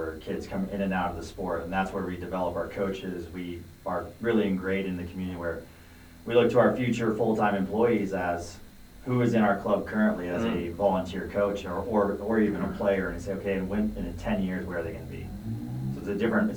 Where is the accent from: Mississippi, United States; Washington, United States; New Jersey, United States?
Washington, United States; Seattle; moved away as an adult; also born or lived in Nashville, Tennessee; now in Longmont, United States; I grew up in Seattle, Washington